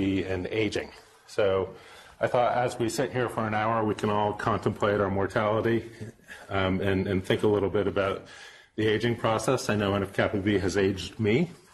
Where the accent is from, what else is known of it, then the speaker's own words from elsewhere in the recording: Vermont, United States; also born or lived in Pennsylvania; I was born in Pennsylvania, but grew up in Vermont